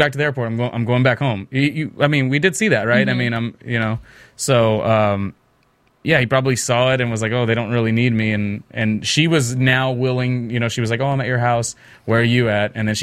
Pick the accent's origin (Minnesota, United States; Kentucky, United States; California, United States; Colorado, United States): California, United States; South Bay, Los Angeles; And I grew up in the South Bay